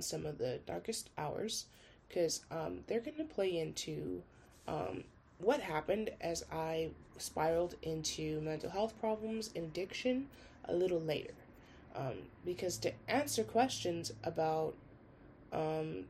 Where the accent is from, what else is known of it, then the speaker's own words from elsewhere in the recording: St. Paul, Minnesota, United States; I was born in St. Paul